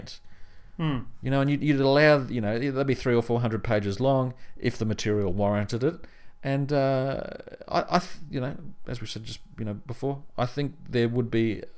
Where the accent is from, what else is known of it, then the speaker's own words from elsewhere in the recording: country Victoria, Australia; when I was living in country Victoria, the only really real place to get the books was either at my school library